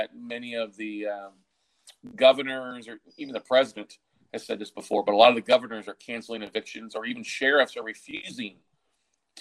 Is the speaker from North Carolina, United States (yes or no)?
no; Texas, United States; also born or lived in Minnesota / Austin, Texas; I'm originally from Minnesota, but grew up in Texas, and Austin's been home for 20 plus years now